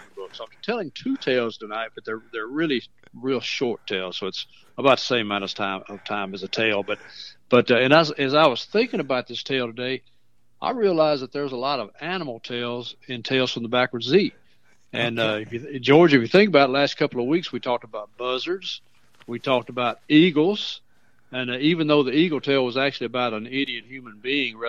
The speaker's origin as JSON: {"language": "English", "town": "Mount Pleasant", "region": "Tennessee", "country": "United States", "tie": "born or raised there", "said": "where I grew up on Fairview Drive"}